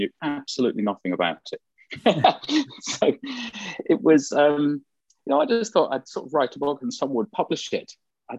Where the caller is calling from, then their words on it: London, United Kingdom; So I'm in North London, and yeah, it's sunny here.